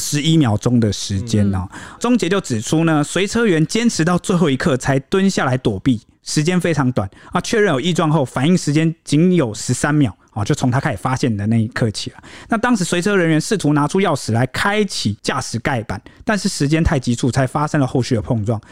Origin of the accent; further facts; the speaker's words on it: Taiwan; 在我们台湾人的心中